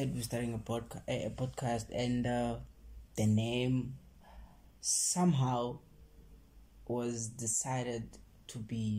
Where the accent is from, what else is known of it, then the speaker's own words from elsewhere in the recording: Limpopo, South Africa; also born or lived in Free State; I was born in Free State, and then I was raised in Limpopo.